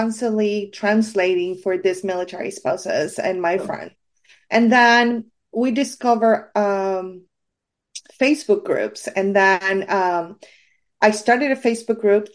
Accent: Puerto Rico; I'm from Puerto Rico.

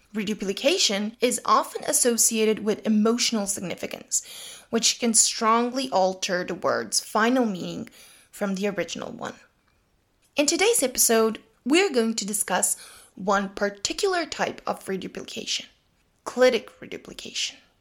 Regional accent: Leskovac, Jablanica District, Serbia; In the dialect spoken in Leskovets, my hometown

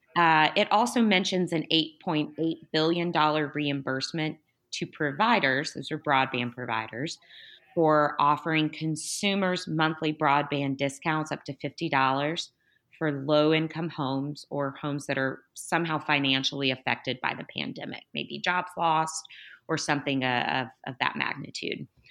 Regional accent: Tennessee, United States; my home state of Tennessee

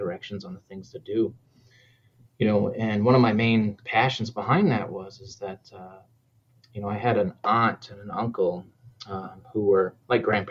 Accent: New Hampshire, United States; now in Minnesota, United States; I'm originally from New Hampshire

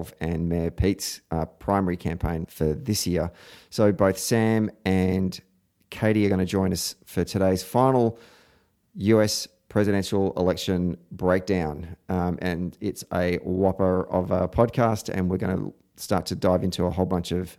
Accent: Victoria, Australia; I'm a bad Victorian

